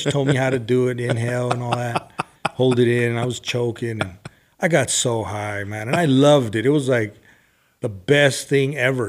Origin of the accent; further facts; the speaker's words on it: Los Angeles, California, United States; But I grew up in L.A. I was in L.A., San Gabriel Valley, Riverside, San Bernardino County. So I moved around a lot